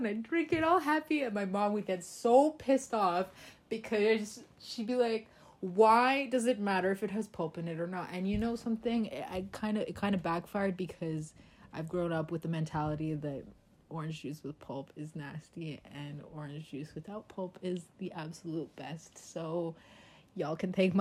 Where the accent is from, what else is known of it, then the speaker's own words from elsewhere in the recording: Toronto, Ontario, Canada; growing up in the not so greatest area in Toronto, for those of you that are familiar, we grew up on Jane and Shepherd